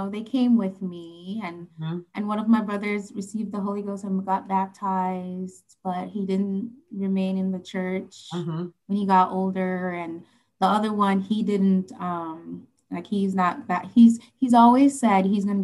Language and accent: English; Saint Andrew, Jamaica; moved away; also born or lived in Kingston, Jamaica; we're from St. Andrew, and then moved to Kingston later on